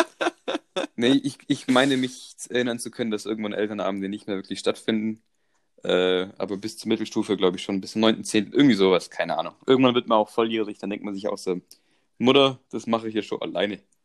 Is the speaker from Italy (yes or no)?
no; Croatia; ich komme aus Kroatien